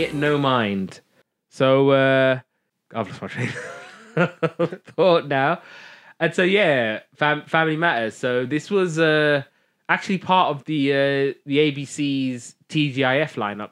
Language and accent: English; United Kingdom; I'm a Brit